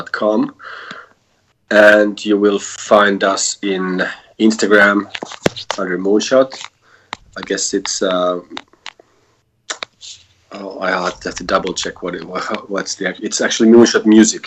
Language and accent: English; Helsinki, Uusimaa, Finland; we are four guys from Helsinki